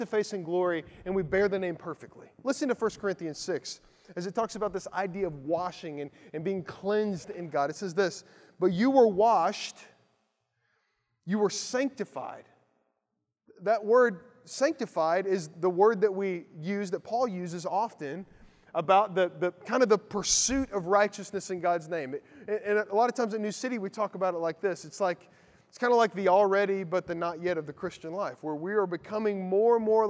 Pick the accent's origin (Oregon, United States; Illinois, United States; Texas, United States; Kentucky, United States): Kentucky, United States; Lawrenceburg; moved away; where I grew up in Lawrenceburg, Kentucky